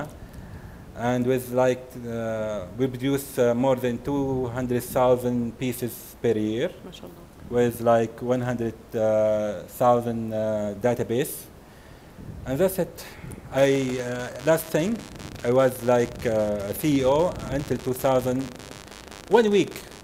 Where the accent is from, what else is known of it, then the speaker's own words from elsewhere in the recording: Jeddah, Makkah Province, Saudi Arabia; also born or lived in Houston; I'm from Jeddah